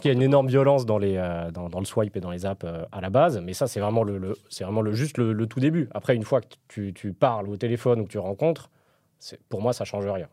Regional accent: Paris, Île-de-France, France; je suis parisien

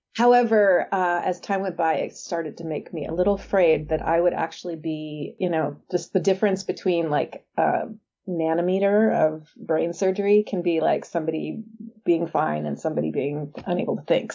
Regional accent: San Diego, California, United States; I'm from San Diego

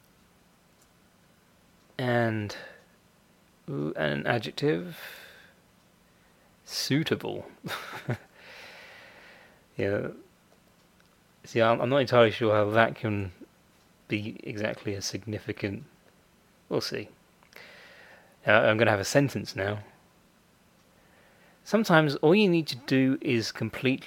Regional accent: United Kingdom; I'm British, so I say secretary

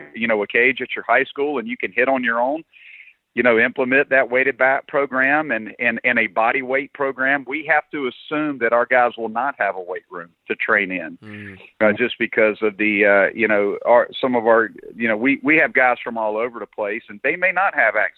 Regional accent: South Carolina, United States; I'm from South Carolina. I was born here. My whole family's from here. Mom and dad are both from here. Grew up here

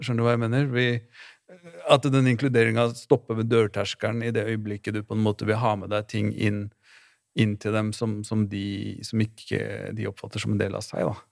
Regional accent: Oslo, Norway; Groruddalen, der jeg vokste opp

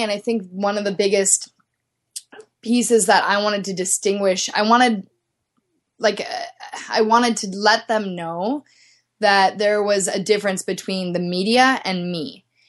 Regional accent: Midwest, United States; moved away as an adult; also born or lived in Minneapolis / Dallas, Texas; now in Salt Lake City, United States; I grew up in the Midwest ski racing

